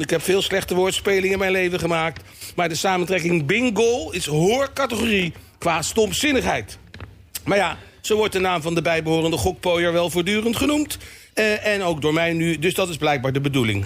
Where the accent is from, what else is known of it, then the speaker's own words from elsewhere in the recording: The Hague, South Holland, Netherlands; also born or lived in Rotterdam; ik als Hagenees en waarschijnlijk dus wel ADO-supporter